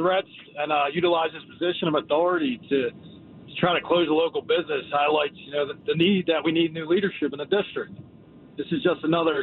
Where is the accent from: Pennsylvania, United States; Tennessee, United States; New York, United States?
Pennsylvania, United States; Philadelphia; Grew up in Mayfair, went to St. Matthews, Father Judge